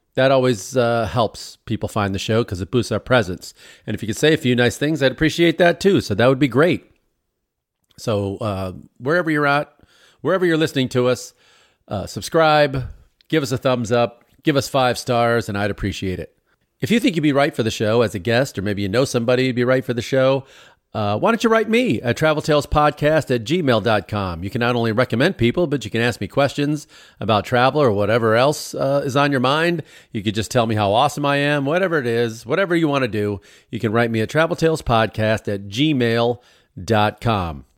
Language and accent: English; Chicago, Illinois, United States; moved away as an adult; now in Los Angeles, United States; growing up in Chicago, all the Greek families